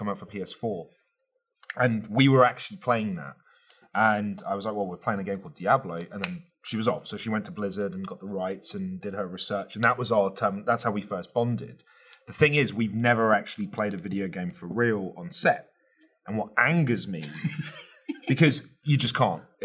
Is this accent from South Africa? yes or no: no; United Kingdom; even as a Brit